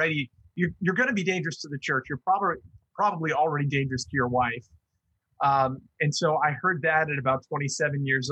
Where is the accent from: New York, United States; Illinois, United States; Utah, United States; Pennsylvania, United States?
New York, United States; Long Island; also born or lived in Iowa / Bay Area, California; now in Michigan, United States; I grew up on Long Island, New York.